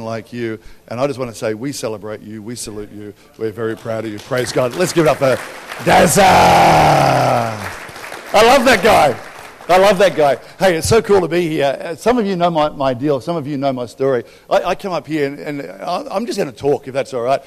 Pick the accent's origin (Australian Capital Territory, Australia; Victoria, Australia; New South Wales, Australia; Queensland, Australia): New South Wales, Australia; Albury; I grew up in Albury